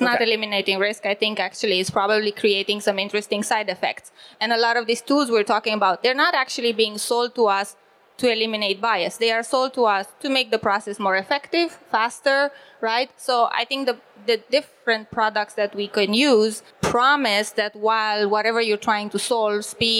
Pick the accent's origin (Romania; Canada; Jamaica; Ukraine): Romania; moved away as an adult; now in Berlin, Germany; I live currently in Berlin. I'm originally from Romania